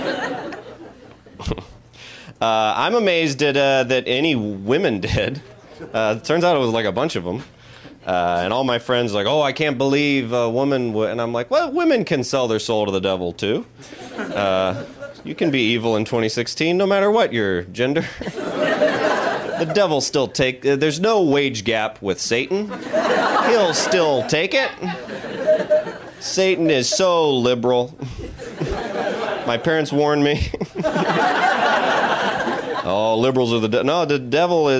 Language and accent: English; the South, United States; I grew up in the South